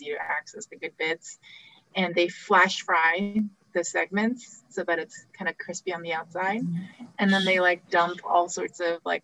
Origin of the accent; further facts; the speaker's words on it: South Korea; I was born in Korea